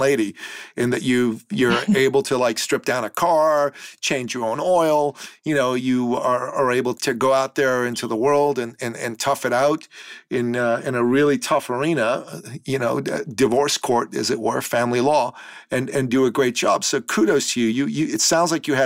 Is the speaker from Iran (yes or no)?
yes; Iran; now in Toronto, Canada; being a man from the Middle East, I'm a Christian from Iran originally